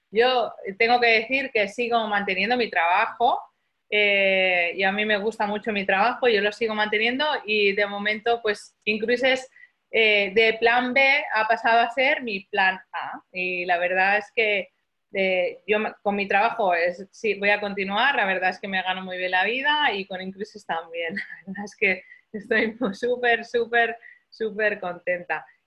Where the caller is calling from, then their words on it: Barcelona, Catalonia, Spain; desde Barcelona.